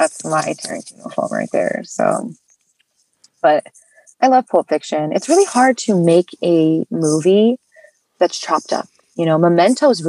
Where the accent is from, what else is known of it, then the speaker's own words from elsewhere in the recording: Oklahoma, United States; I'm from Oklahoma